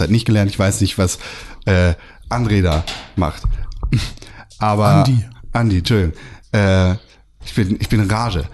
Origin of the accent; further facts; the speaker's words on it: Germany; bin ich Deutscher